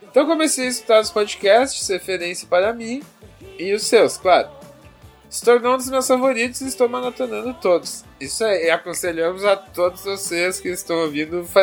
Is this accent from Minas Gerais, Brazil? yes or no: yes; Sete Lagoas, Minas Gerais, Brazil; Pois tem uma pauta sobre comidas de rua com várias histórias relacionadas à minha juventude em Sete Lagoas.